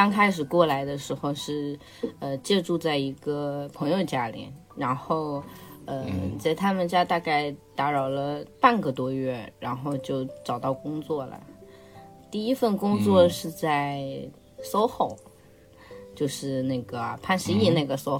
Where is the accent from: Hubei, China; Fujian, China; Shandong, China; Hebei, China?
Hubei, China; Wuhan; 呃，然后我来自湖北武汉。